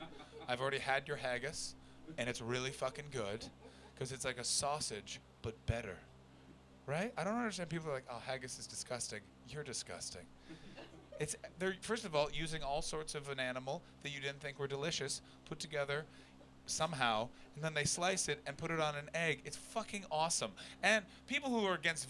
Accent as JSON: {"language": "English", "country": "Canada", "moved": "yes", "said": "I come from Canada"}